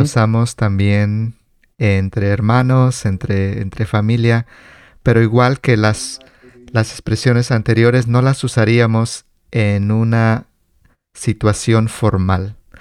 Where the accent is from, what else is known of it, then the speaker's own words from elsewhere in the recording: Mexico; como mexicanos crecimos con estas palabras